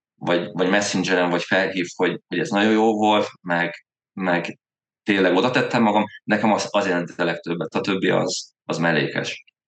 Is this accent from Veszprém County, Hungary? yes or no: yes; Veszprém, Veszprém County, Hungary; also born or lived in Zirc; én effektív Veszprémi vagyok, uh-huh. a, ott uh, Zircen születem Veszprémi srác vagyok